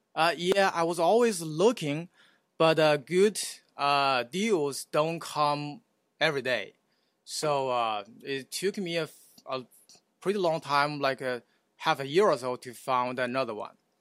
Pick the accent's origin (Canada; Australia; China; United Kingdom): China; moved away as an adult; also born or lived in Houston; now in Oklahoma City, United States; I was, uh, uh, born and raised in China